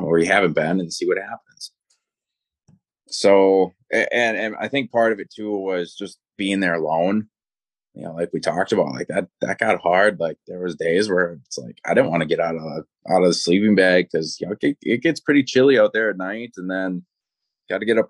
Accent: Wisconsin, United States; I'm from Wisconsin

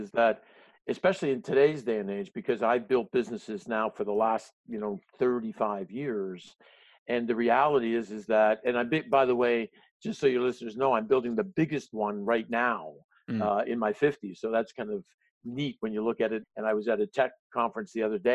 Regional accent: Canada; as a Canadian

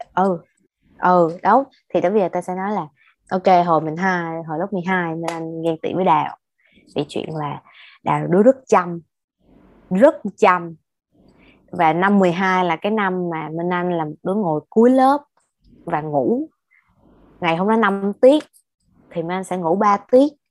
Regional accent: Ho Chi Minh City, Vietnam; tụi mình là người Sài Gòn và đi học đại học tại Sài Gòn

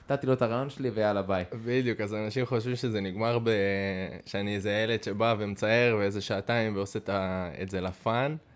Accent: Safed, Northern District, Israel; moved away; במקור מצפת הרחוקה. צפת? אתה צפתי? אני צפתי יקר

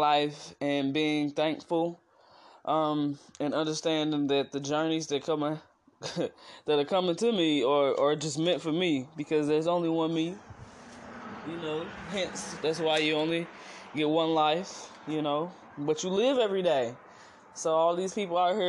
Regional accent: East St. Louis, Illinois, United States; also born or lived in Missouri; Born in Missouri, but raised in East St. Louis, Illinois.

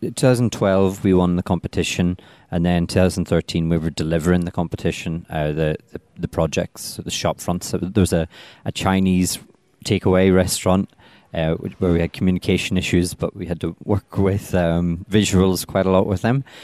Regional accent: Belfast, Northern Ireland, United Kingdom; moved away as an adult; also born or lived in Dundee; now in London, United Kingdom; I come from Belfast

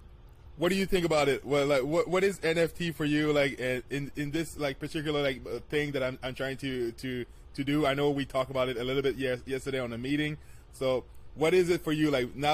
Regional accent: Quebec City, Quebec, Canada; I'm from Quebec City, like, Canada, so I'm, like, in the capital of the world, actually, of hockey, going hockey outside.

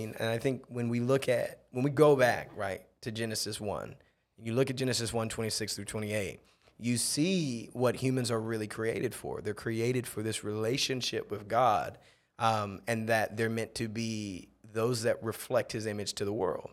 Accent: Akron, Ohio, United States; moved away as an adult; also born or lived in Townsville, Australia; now in Mexico; I'm, I'm originally from Akron, Ohio.

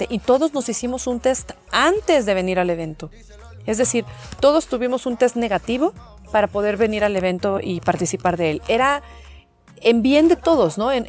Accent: Mexico; siendo mexicana me encanta estar en, en el país

